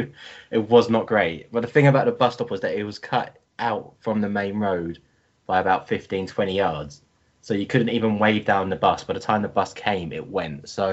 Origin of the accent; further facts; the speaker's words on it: Chesham, South East England, United Kingdom; I grew up in Chesham, and for the listener that doesn't know, that was where Tottenham used to have their training ground way back when.